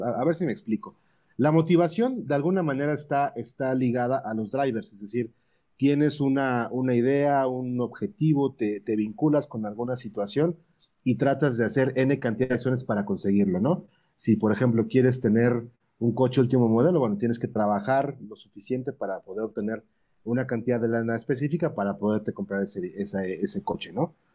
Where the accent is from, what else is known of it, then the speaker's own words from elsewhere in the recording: Puebla, Mexico; yo soy de Puebla